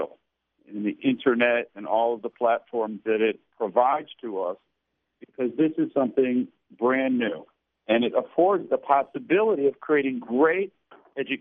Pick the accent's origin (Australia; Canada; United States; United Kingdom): Canada; I grew up in Canada